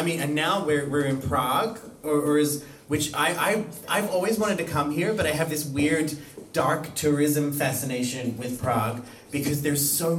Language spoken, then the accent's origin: English; Australia; moved away as an adult; now in Iceland; I was born in Australia. I lived in Australia my entire life until I left and moved to Europe.